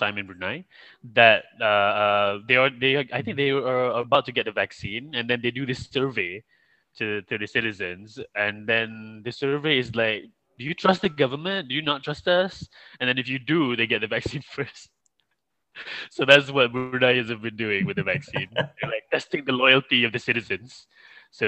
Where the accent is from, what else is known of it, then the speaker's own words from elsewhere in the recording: Malaysia; I'm from Malaysia